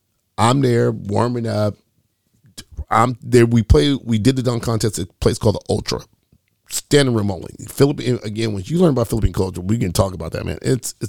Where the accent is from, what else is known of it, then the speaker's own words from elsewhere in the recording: Oak Park, Illinois, United States; I grew up in Oak Park. I grew up a poor kid, right? I grew up in Oak Park, man.